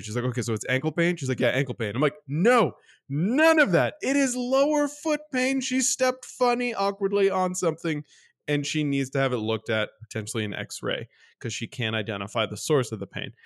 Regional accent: Canada; as a Canadian

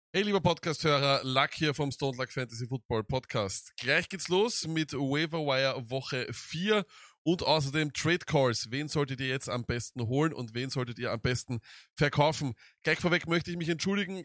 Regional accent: Austria; bei uns in Österreich

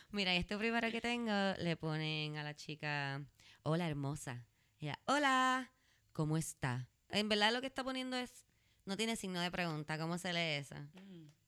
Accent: Puerto Rico; Entonces, yo soy de Puerto Rico.

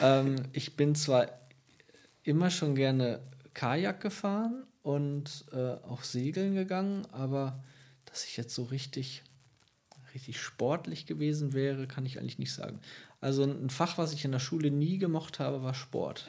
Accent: Lengerich, North Rhine-Westphalia, Germany; also born or lived in Ibbenbüren / Tecklenburg; ich bin zwar in Ippenbüren geboren, aber ich bin in Längerich aufgewachsen

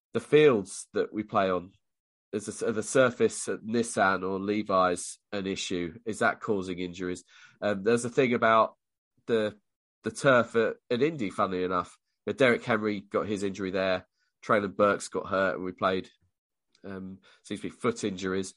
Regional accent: United Kingdom; us Brits

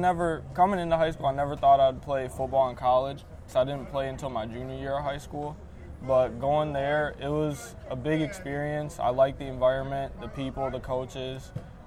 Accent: Racine, Wisconsin, United States; I'm from Racine. I went to St. Catharines. I played football at St. Cat's, and then I went and played 4 years of football at Benedictine University. And now full circle back home.

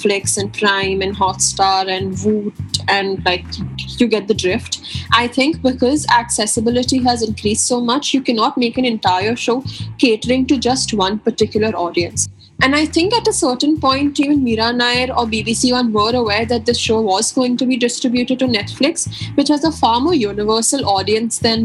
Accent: India

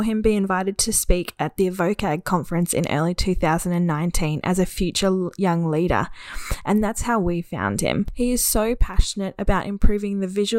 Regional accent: Queensland, Australia; I'm from Queensland myself

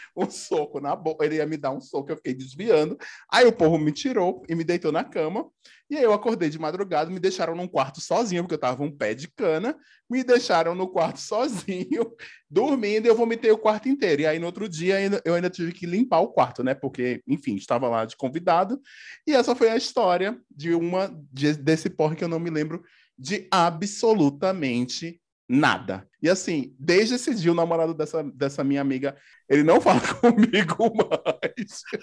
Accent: Paudalho, Pernambuco, Brazil; moved away as an adult; also born or lived in Recife / Campinas; eu sou de Pernambuco, né? Eu sou de Recife. Não sou de Recife, sou de Paudalho

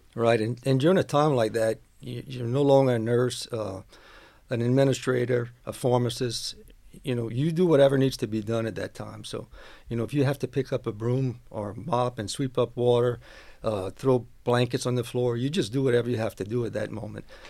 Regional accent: West 202 Street, Louisiana, United States; I grew up on West two oh two Street, which is, uh, next to where College Barbershop is

